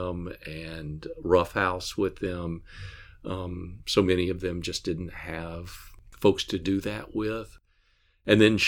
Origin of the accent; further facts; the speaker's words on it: Atlanta, Georgia, United States; I grew up in the Baptist church, in a large Baptist church in Atlanta